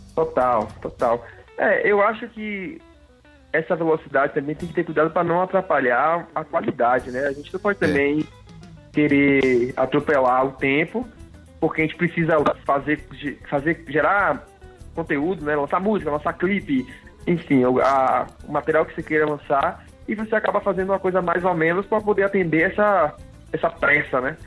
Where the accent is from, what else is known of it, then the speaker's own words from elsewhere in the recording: Salvador, Bahia, Brazil; accent: baiano; moved away; aquele alicerce baiano que é que é o que eu sou, sou baiano, é o meu sotaque